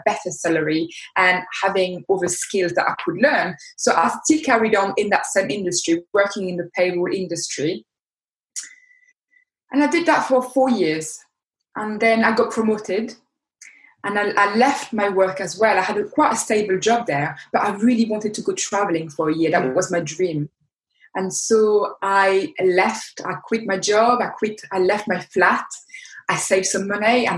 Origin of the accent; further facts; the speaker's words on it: France; accent: French; English is a second language; moved away as an adult; now in United Kingdom; you can hear by my accent that I'm French. I am 40 years old, but I came in the UK when I was 20 years old